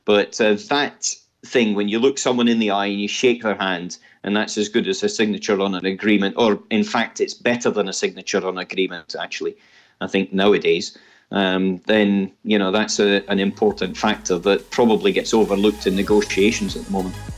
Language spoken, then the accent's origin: English; Scotland, United Kingdom; as a Scotsman